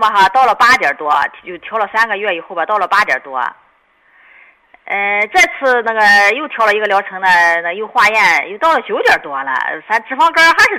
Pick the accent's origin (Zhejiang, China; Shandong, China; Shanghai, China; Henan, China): Shandong, China; Weifang; 我是潍坊的。